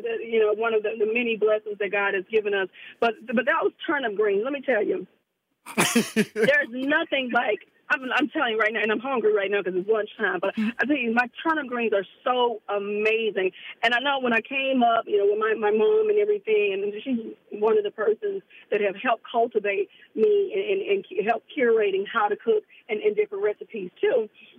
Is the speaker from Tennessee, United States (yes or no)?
yes; Memphis, Tennessee, United States; And I'm from the South, like I said, from Memphis.